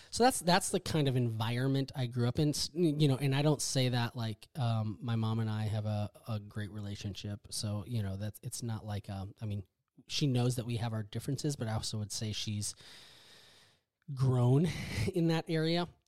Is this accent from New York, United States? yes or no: no; Wisconsin, United States; now in Texas, United States; so I grew up in Wisconsin. I'm a Midwest corn fed boy. Um, a badger, a badger. I grew up in Wisconsin.